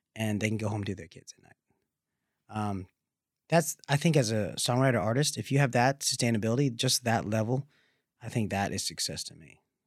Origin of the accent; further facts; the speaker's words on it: the South, United States; growing up in the South